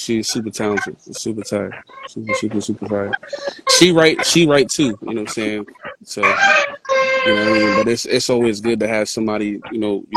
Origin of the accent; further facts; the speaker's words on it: Jersey City, New Jersey, United States; I'm originally from North in Jersey City